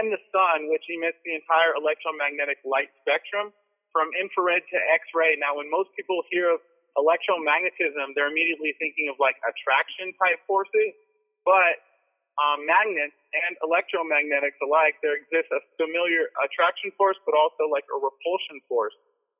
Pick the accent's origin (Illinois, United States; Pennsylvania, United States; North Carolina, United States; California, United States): California, United States; Orange County; I'm from Orange County, California